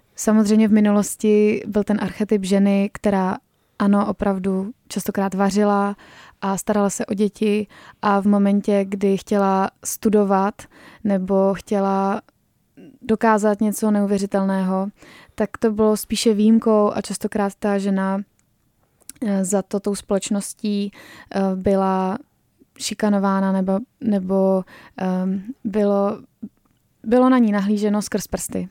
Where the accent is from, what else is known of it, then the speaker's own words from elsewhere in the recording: Czechia; že jsme Češi